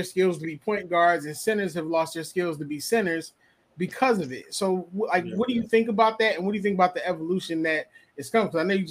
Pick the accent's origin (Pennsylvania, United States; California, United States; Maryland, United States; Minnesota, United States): Pennsylvania, United States; Philadelphia; I'm from Philly